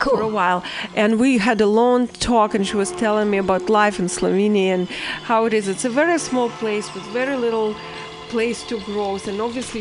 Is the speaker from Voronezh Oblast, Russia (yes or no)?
no; Saint Petersburg, Russia; moved away; I come from St. Petersburg, which is a former Leningrad